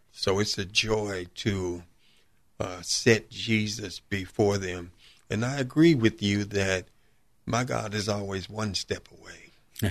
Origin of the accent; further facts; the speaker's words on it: Chicago, Illinois, United States; Born and raised in Chicago, South Side, South suburb of Chicago